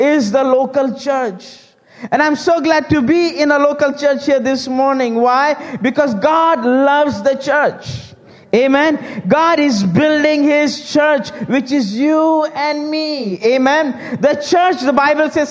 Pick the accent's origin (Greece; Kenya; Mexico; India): India; now in United States; I'm Indian by race, Christian by grace, and American by craze. As born in India, and some years ago, me and our family, we moved to the United States